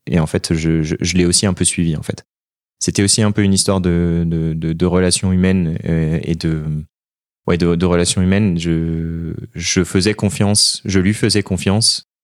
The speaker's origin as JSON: {"language": "French", "town": "Annecy", "region": "Auvergne-Rhône-Alpes", "country": "France", "tie": "born or raised there", "also_born_or_lived": "Valenciennes", "moved": "as an adult", "said": "je suis originaire de Haute-Savoie, d'Annecy. Euh, mes parents habitent Annecy."}